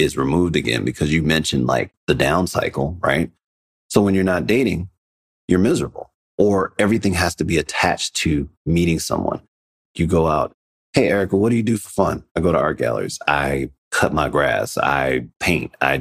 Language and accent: English; Chicago, Illinois, United States; moved away as an adult; also born or lived in New York; I'm originally from Chicago